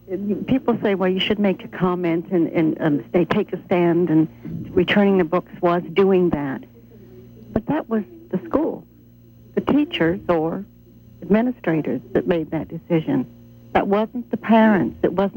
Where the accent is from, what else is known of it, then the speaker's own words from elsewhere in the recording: England, United Kingdom; moved away; I was in England. I was raised in England, and I was there.